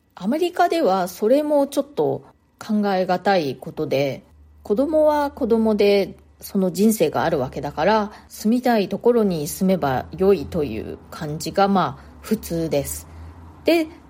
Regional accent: Japan; moved away as an adult; now in New York, United States; 生まれ育ったのは日本なんですね

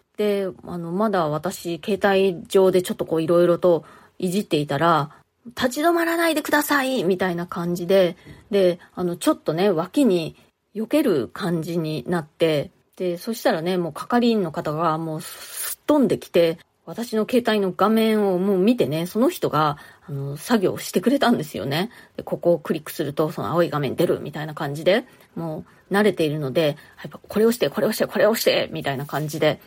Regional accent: Japan; moved away as an adult; now in New York, United States; 日本で生まれ育った

